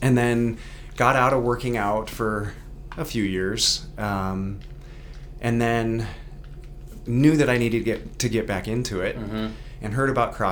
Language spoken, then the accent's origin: English; Great Falls, Montana, United States; also born or lived in Bozeman, Montana; we're the best here in Great Falls. But no, born and raised here, was only in Bozeman for a short while, going to college